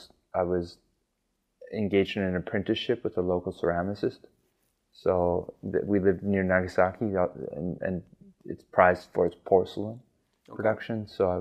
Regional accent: Winnipeg, Manitoba, Canada; also born or lived in Denver, Colorado, United States / Calgary, Alberta, Canada / Japan; now in Montreal, Canada; I'm originally from Denver. Grew up there until the age of 5, at which point I moved to Winnipeg, Manitoba.

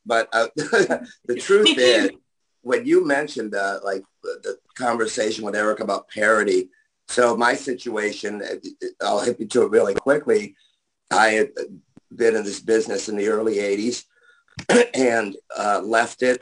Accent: Buffalo, New York, United States; moved away; because I'm from Buffalo.

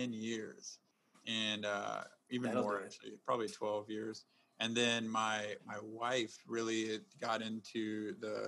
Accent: South Texas, United States; moved away; also born or lived in Chicago; I was born in South Texas.

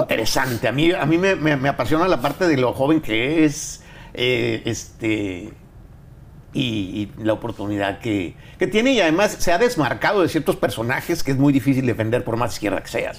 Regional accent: Monterrey, Nuevo León, Mexico; mi tierra, Monterrey

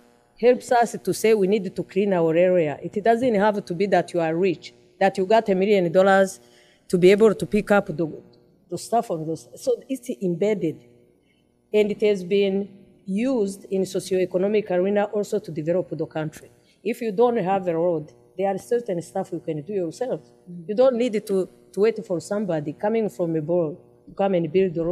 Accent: Rwanda

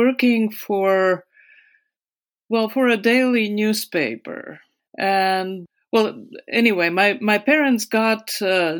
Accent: Riga, Latvia; English is a second language; moved away as an adult; also born or lived in United States / Stockholm, Sweden / Munich, Germany; I was born in 1958 in Riga, Latvia.

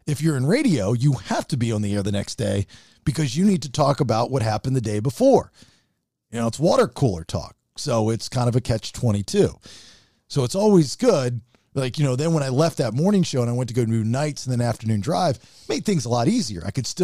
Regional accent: United States; We need a gimmicky national holiday that's just for us Americans.

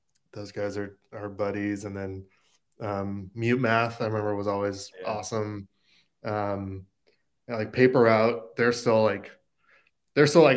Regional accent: Southern California, United States; now in Nashville, United States; I grew up in Southern California

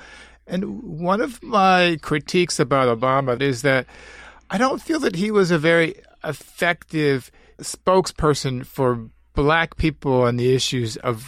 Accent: Midwest, United States; I'm a product of the Midwest myself. I feel like I'm just as much a Midwesterner as someone who worked in the factory

